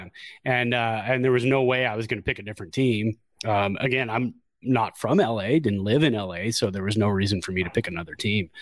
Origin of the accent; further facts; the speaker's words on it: Santa Clara, California, United States; Born and raised in Santa Clara.